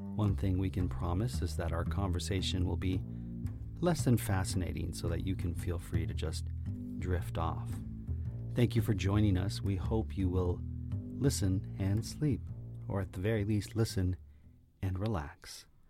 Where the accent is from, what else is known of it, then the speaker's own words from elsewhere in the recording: Woodbridge, Ontario, Canada; now in Toronto, Canada; my hometown of Woodbridge